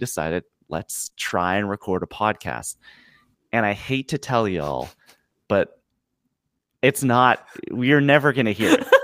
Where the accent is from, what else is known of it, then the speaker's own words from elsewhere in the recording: Canada; I'm Canadian